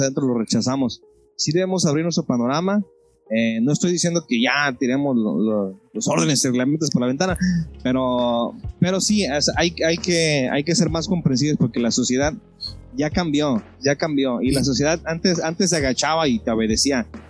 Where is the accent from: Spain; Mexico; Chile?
Mexico; nosotros como mexicanos